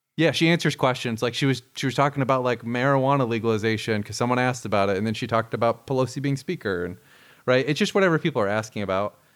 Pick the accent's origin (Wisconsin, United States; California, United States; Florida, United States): Florida, United States; growing up in Florida